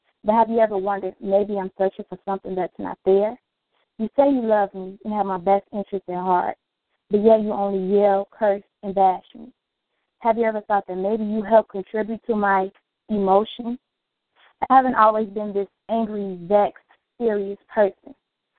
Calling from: Chicago, Illinois, United States

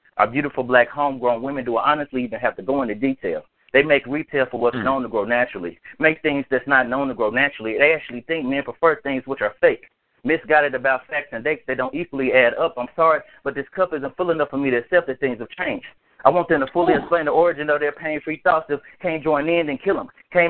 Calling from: Nashville, Tennessee, United States; from Nashville, Tennessee.

